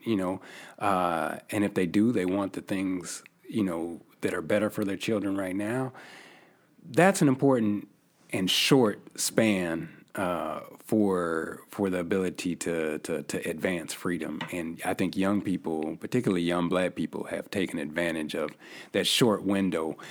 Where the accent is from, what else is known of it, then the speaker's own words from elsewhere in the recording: Yakima, Washington, United States; moved away as an adult; also born or lived in Missouri; I'm originally from the Northwest. I come from a small city called Yakima, Washington